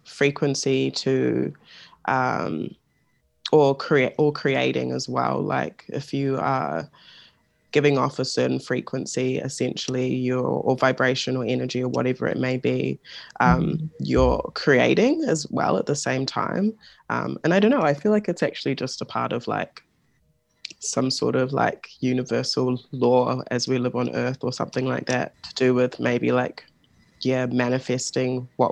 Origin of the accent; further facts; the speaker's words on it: Auckland, New Zealand; I was born and raised in Auckland in Tamaki